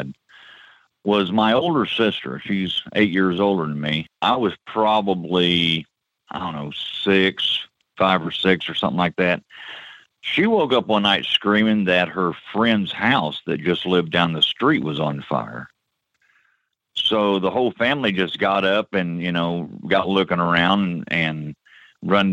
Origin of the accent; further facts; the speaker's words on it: Peoria, Illinois, United States; I grew up in Peoria, Illinois.